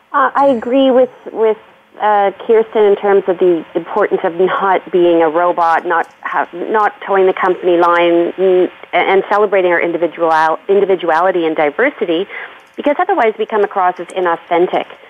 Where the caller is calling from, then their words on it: Aurora, Ontario, Canada; I'm calling from my home in Aurora, which is just north of uh, Toronto.